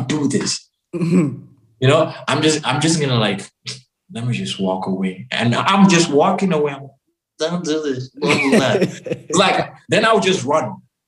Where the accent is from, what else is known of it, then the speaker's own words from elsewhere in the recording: Cameroon; also born or lived in Senegal / Chad / Mali; I'm like, I'm from Cameroon. They'll be like, yeah. Cameroon. You know, yeah, I lived in Senegal. I lived in Chad. I lived in Mali, you know, from starting off from like, since when I was 6-7 years old. Growing up.